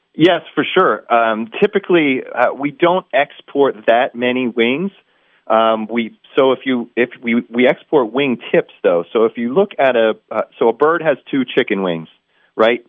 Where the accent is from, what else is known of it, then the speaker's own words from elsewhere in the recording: Northeast, United States; I'm from the Northeast